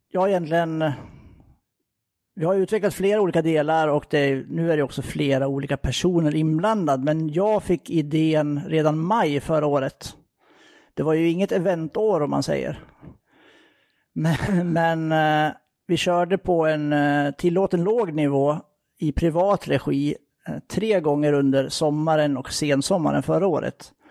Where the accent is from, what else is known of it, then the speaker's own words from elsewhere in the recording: Gävleborg County, Sweden; now in Gothenburg, Sweden; Tar man det i ett lite längre perspektiv så är jag uppvuxen i Hälsingland som eh, ni ju då kan höra lite grann på.